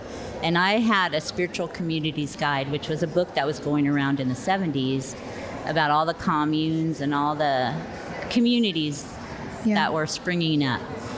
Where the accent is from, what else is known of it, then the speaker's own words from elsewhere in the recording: California, United States; moved away as an adult; also born or lived in Navajo Reservation; now in Las Cruces, United States; I grew up in California, and I've been a nurse there for 30 years, and then I became a midwife and moved to the Navajo Reservation